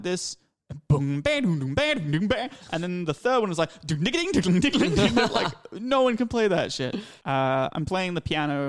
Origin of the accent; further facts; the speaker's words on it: England, United Kingdom; I came from England. I didn't speak it.